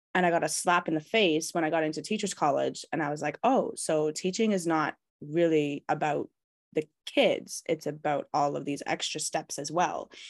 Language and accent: English; Canada; I'm Canadian born and bred